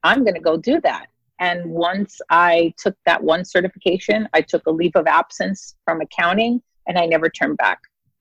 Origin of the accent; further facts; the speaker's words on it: New York City, New York, United States; also born or lived in Brooklyn; I am born and raised in New York City. I originally grew up in the Bronx with my parents